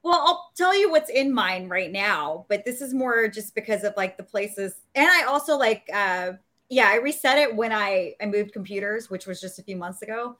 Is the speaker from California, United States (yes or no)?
yes; Los Angeles, California, United States; repping my hometown, Los Angeles, California. My home, like, I just, I'm born and raised here